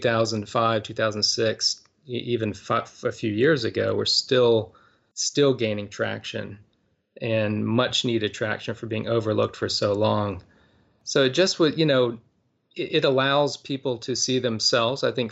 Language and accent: English; Winston-Salem, North Carolina, United States; now in Durham, United States; I grew up in Winston-Salem, North Carolina